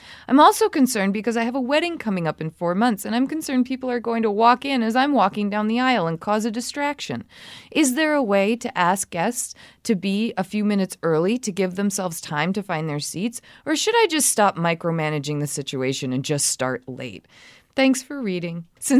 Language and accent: English; South Carolina, United States; moved away as an adult; now in Idaho, United States; I live in Idaho, but I'm originally from South Carolina. I moved here for graduate school and ended up staying.